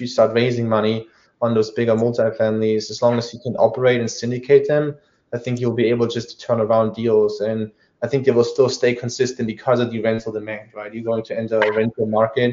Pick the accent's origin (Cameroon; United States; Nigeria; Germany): Germany; accent: German; moved away; I was born in Germany.